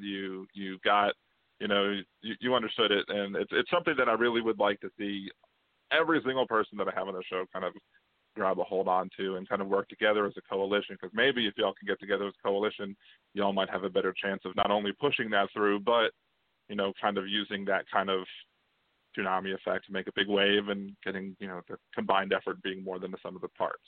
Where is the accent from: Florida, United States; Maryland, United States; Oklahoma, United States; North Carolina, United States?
Maryland, United States; moved away as an adult; now in New Orleans, United States; I was originally from Maryland